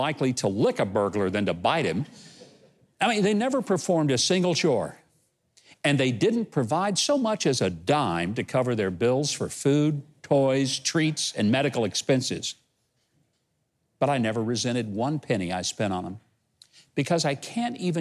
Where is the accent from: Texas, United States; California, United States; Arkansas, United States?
Arkansas, United States; my home state of Arkansas